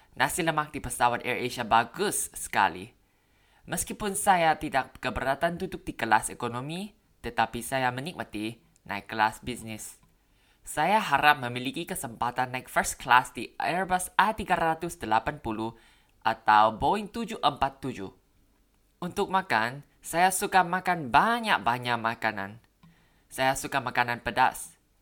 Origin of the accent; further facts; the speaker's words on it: Bangkok, Thailand; Indonesian is a second language; Saya orang Thai. Saya berasal dari Bangkok, Thailand. Saya lulus dari sekolah kedokteran baru-baru ini. Saya tinggal di Bangkok seumur hidup saya.